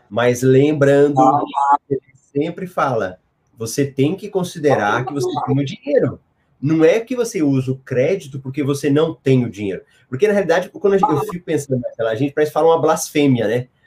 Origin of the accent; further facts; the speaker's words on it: Goiânia, Goiás, Brazil; born there; O Ricardo Faria, meu conterrâneo lá de Goiânia. Eu moro no Mato Grosso, mas eu nasci em Goiânia.